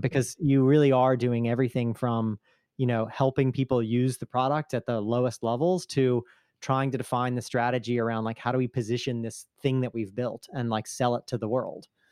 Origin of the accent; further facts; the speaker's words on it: United States; now in Italy; I'm still an American citizen, uh, just living over here